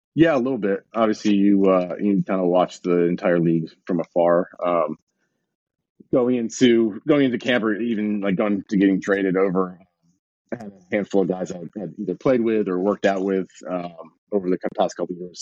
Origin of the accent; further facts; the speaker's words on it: Binghamton, New York, United States; we had a double A team in my hometown. The Binghamton Mets used, used to be the Binghamton Mets